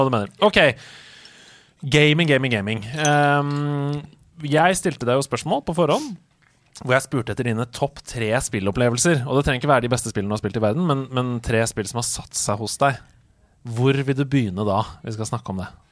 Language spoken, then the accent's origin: Norwegian; Oslo, Norway; jeg kommer jo fra Oslo